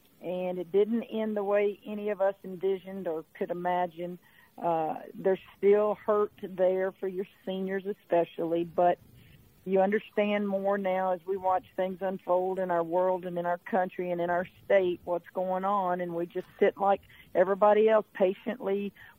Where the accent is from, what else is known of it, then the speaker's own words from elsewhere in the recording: Hammond, Louisiana, United States; You know, she's from Destrehan, I'm from Hammond, and it would have been fun to see a lot of loved ones and friends.